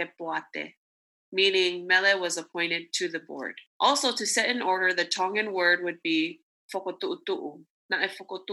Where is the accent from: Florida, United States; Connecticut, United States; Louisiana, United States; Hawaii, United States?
Hawaii, United States; Laie; also born or lived in Sacramento, California; now in Osaka, Japan; we were born and raised in La'ie, Hawaii. So that's where our hometown is